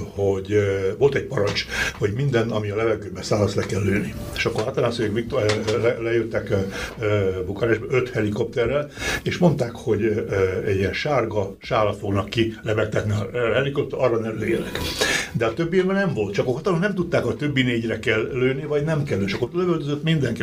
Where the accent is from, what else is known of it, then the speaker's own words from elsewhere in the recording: Arad County, Romania; moved away; ott születtem Harad megyébe